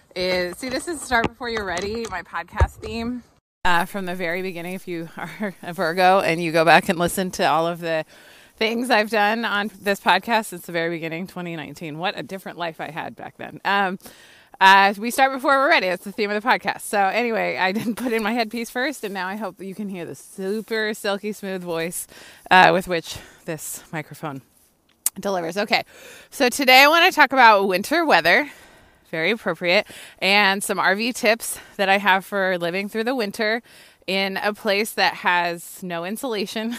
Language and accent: English; California, United States; moved away as an adult; also born or lived in Philadelphia; I grew up in California, you know what I mean? My first winter, for real, was in Philadelphia. I was twenty-one years old